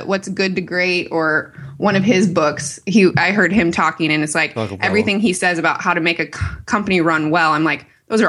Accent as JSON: {"language": "English", "region": "Michigan", "country": "United States", "said": "I'm from Michigan"}